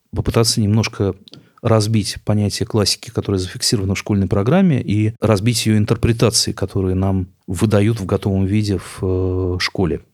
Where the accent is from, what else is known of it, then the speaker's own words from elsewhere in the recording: Novomoskovsk, Tula Oblast, Russia; moved away; я человек из Новомосковска, не из московских богемных кругов, потомственный русский интеллигент из провинции